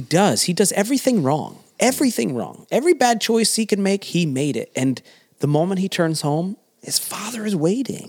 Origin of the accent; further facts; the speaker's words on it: the South, United States; moved away; I came from the South